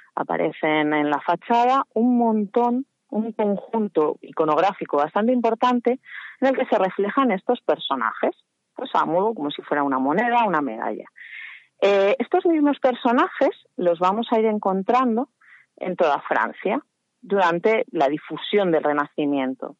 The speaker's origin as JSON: {"language": "Spanish", "town": "Salamanca", "region": "Castile and León", "country": "Spain", "said": "soy de Salamanca"}